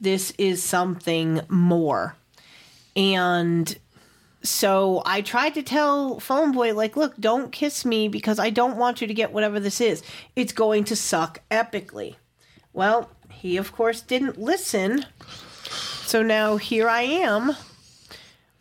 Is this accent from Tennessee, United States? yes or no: yes; Tennessee, United States; my hometown here